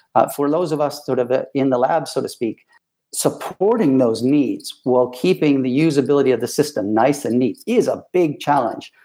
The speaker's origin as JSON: {"language": "English", "town": "Ann Arbor", "region": "Michigan", "country": "United States", "tie": "born or raised there", "moved": "as an adult", "lives_now": "United Kingdom", "said": "American born, uh, born and raised in Ann Arbor, Michigan"}